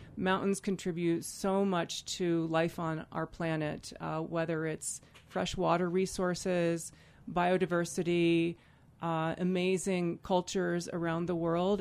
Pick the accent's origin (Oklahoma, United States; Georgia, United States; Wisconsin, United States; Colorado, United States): Colorado, United States; Vail; a kid growing up in Vail